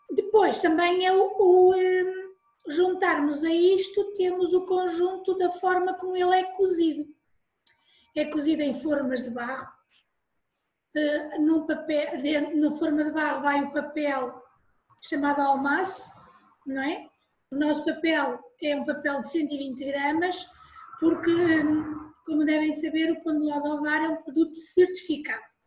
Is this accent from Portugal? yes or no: yes; Porto, Norte, Portugal; now in Ovar, Portugal; eu não sou do Ovar, sou do Porto. Já vivo em Ovar há muitos anos